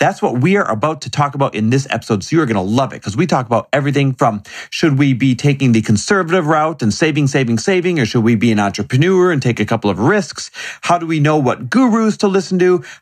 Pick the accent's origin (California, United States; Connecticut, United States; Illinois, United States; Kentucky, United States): Kentucky, United States; now in Franklin, United States; Where'd you grow up? Uh, Kentucky. And where do you live now? Uh, Franklin, Tennessee